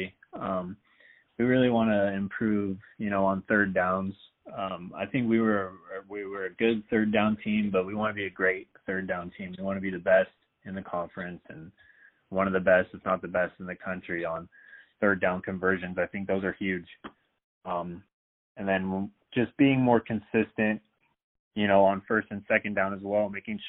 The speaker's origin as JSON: {"language": "English", "town": "Seattle", "region": "Washington", "country": "United States", "said": "I'm from the Seattle area"}